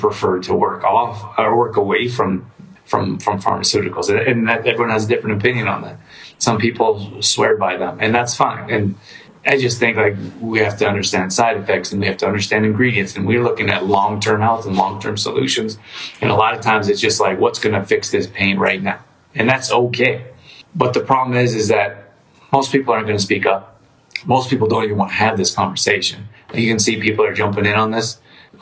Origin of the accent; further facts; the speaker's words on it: Calgary, Alberta, Canada; I grew up in Calgary